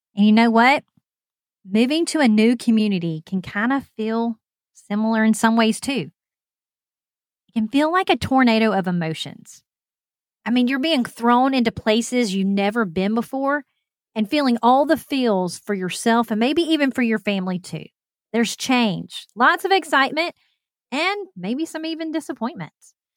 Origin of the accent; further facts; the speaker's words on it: Alabama, United States; moved away; I'm from Alabama